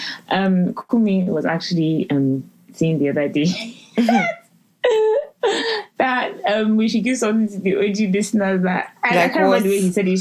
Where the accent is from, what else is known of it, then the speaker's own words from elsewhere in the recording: Lagos, Nigeria; now in London, United Kingdom; I'm from Lagos